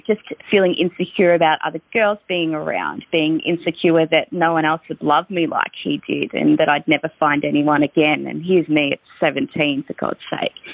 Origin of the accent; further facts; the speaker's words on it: Victoria, Australia; I'm from Victoria